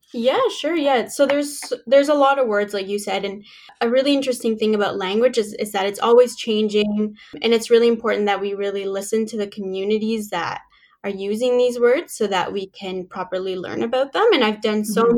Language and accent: English; Canada; also born or lived in Mexico / Kingston, Ontario; I was born in Mexico and I moved to Canada when I was seven years old